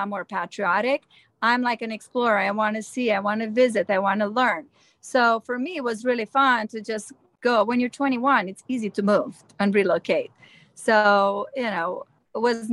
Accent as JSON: {"language": "English", "country": "Romania", "also_born_or_lived": "New Jersey", "second_language": "English", "moved": "as an adult", "lives_now": "Los Angeles, United States", "said": "I'm from Romania. I moved here when I was 21"}